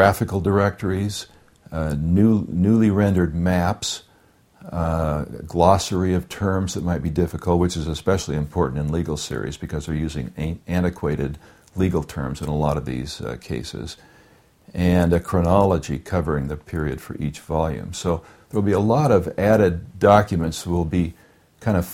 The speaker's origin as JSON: {"language": "English", "region": "California", "country": "United States", "moved": "yes", "said": "I'm from California"}